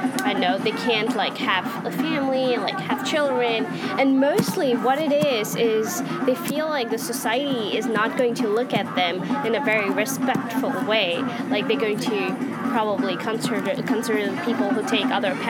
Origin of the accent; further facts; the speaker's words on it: India; moved away as an adult; now in United States; I'm originally from India, and I live in the States now